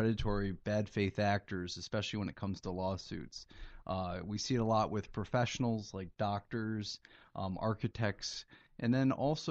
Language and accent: English; New England, United States; also born or lived in Michigan / Arizona; now in New York City, United States; I grew up in New England